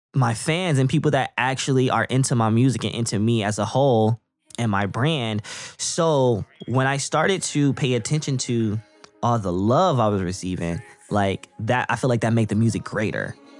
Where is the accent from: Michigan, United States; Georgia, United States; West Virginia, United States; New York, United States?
Michigan, United States; Flint; I'm from Flint, Michigan. I'm born and raised here